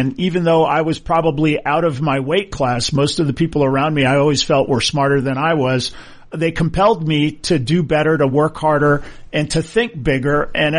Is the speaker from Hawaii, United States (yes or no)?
yes; Hawaii, United States; I growing up in Hawaii, and I went to Punahou, which is a great private school in Hawaii, one of the best in the world